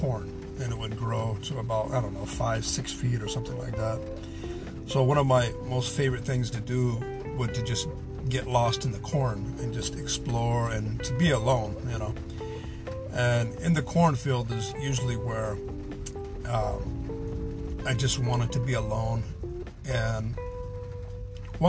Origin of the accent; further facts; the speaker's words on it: Pacific Northwest, United States; also born or lived in Southern California; we all packed up and went to the Pacific Northwest, where she remarried